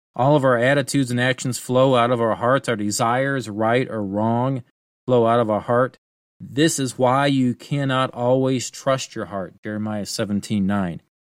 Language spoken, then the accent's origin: English; United States